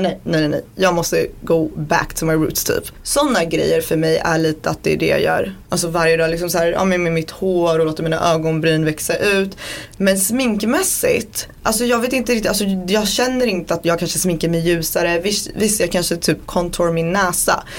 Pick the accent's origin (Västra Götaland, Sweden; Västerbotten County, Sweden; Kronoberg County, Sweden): Västra Götaland, Sweden; Borås; also born or lived in Baluchistan; jag är född i Borås